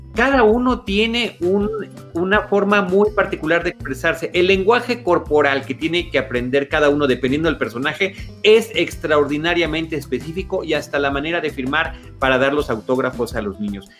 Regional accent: Mexico

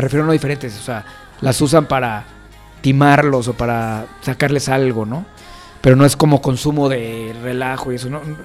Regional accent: Mexico; nuestro país

